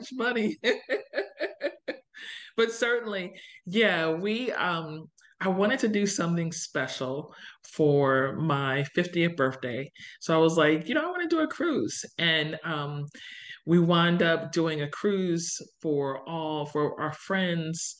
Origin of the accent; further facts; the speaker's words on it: New Jersey, United States; moved away as an adult; also born or lived in Philadelphia area; now in Indiana, United States; I grew up in New Jersey. So I grew up in South Jersey, which is different.